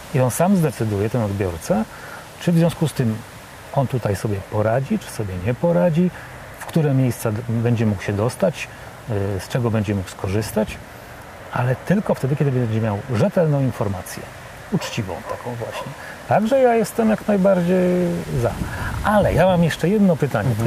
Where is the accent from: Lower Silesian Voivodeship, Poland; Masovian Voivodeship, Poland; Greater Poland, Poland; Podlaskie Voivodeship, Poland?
Masovian Voivodeship, Poland; Warsaw; ja jestem z Warszawy